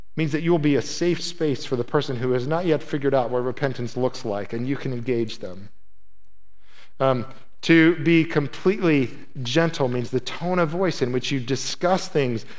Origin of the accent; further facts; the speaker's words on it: Midwest, United States; moved away; I was from the Midwest.